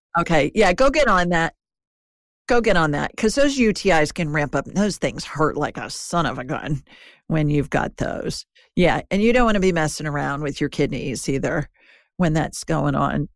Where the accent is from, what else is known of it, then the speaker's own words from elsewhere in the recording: Ohio, United States; I grew up in Ohio